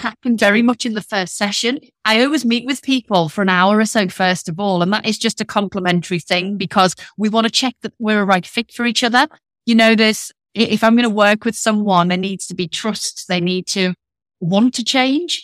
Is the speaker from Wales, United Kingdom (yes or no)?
no; Liverpool, North West England, United Kingdom; accent: northern; now in Leicestershire, United Kingdom; I'm from Liverpool, but I'm based in the Midlands